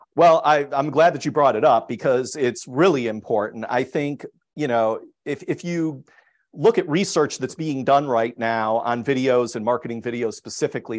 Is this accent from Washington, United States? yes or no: no; Chicago, Illinois, United States; moved away as an adult; I'm originally from Chicago